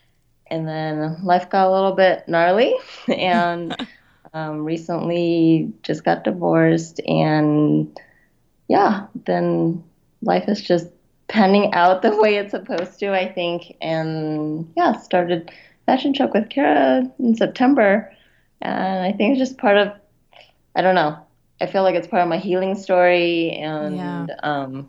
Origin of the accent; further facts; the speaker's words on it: Utah, United States; moved away as an adult; also born or lived in Los Angeles / Portland; I was born in Utah, grew up here, went to school in LA at Pepperdine University.